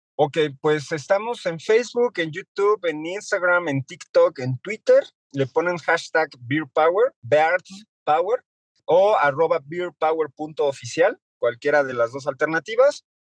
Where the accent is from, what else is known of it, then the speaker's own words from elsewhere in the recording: Mexico; nos pesa mucho como mexicanos